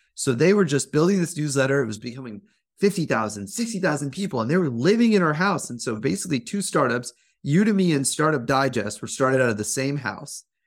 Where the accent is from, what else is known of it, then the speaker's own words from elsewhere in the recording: Fremont, California, United States; I grew up as an Indian American kid in a suburban Fremont, California